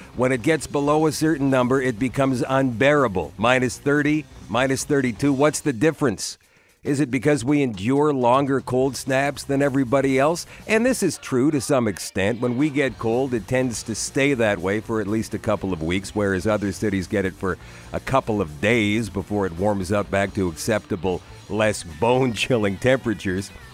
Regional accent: Canada; that's how we grew up in Canada. We played hockey on outdoor ice rinks

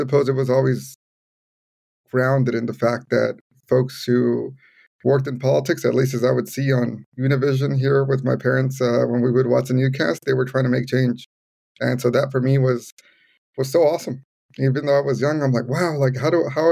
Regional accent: Los Angeles, California, United States; also born or lived in Providence, United States / Evanston, United States; Growing up in the community where I grew up here in Pacoima, it's very Latino, very, very immigrant heavy

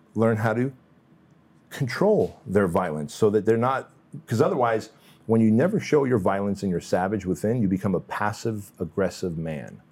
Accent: Santa Ana, California, United States; born or raised there; also born or lived in Russia

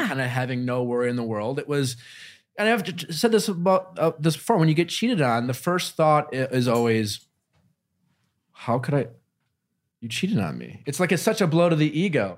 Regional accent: Wisconsin, United States; I grew up in Wisconsin

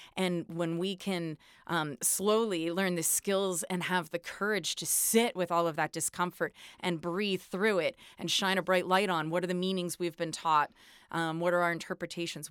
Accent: East Coast, United States; I'm from the East Coast too, so, uh, we're taught to be pretty blunt

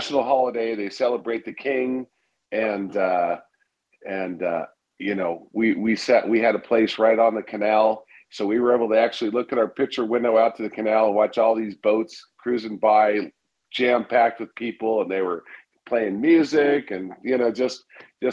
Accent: Sacramento, California, United States; I was from Sacramento

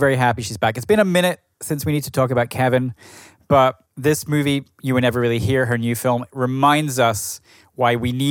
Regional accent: Edinburgh, Scotland, United Kingdom; moved away; also born or lived in Brooklyn; my hometown of Edinburgh in Scotland.

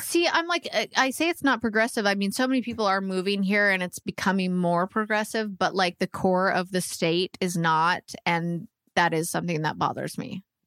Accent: Canada; moved away as an adult; also born or lived in Vancouver; now in Nashville, United States

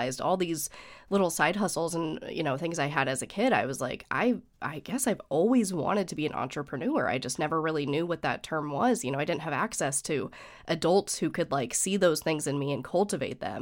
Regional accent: Phoenix, Arizona, United States; I was born right here in Phoenix, Arizona, born and raised

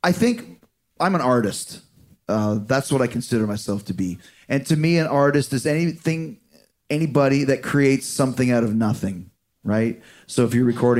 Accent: Manhasset, New York, United States; I'm from Long Island, too. Did you know that? Yeah. I was born in Manhasset, Long Island.

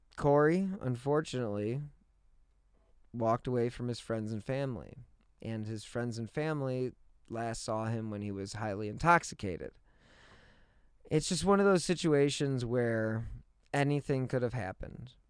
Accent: Cleveland, Ohio, United States; I am from Cleveland

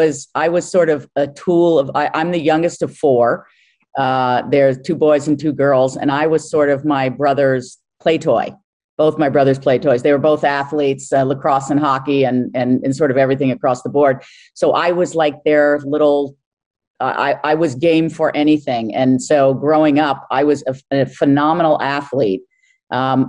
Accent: Larchmont, New York, United States; moved away; Grew up in Larchmont, New York

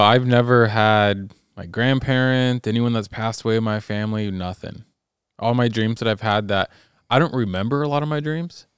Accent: California, United States; I'm from California.

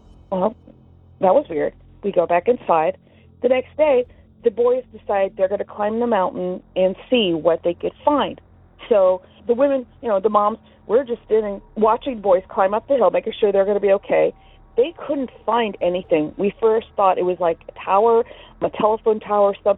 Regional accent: Orange County, California, United States; I'm from Orange County, California.

